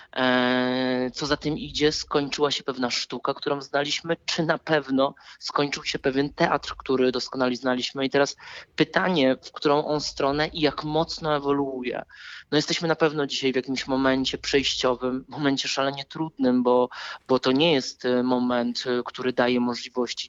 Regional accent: Wrocław, Lower Silesian Voivodeship, Poland; jestem z Wrocławia i zawsze będę powtarzał, że to jest moje miasto

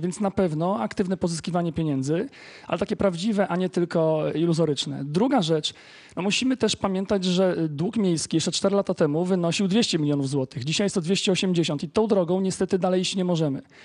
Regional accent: Legnica, Lower Silesian Voivodeship, Poland; Mieszkam w Legnicy od urodzenia

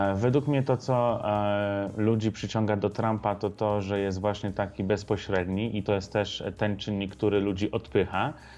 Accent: Wyoming, United States; Ja pochodzę z bardzo konserwatywnego stanu. W Wyoming

